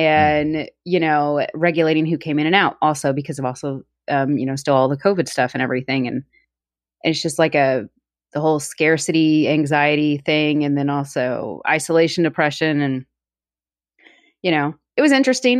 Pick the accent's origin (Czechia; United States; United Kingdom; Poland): United States; Texas; moved away; my family, my hometown got like two foot of snow, which is unheard of in places in Texas.